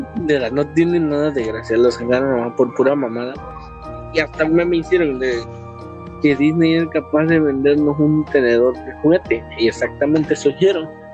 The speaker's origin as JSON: {"language": "Spanish", "country": "Mexico", "said": "es nuestro derecho como ciudadanos mexicanos"}